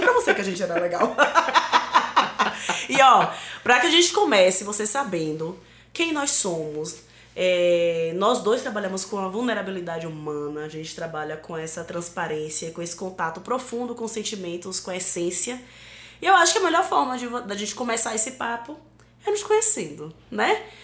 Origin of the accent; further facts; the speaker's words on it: Northeast Region, Brazil; Sou uma mulher negra, sou uma mulher nordestina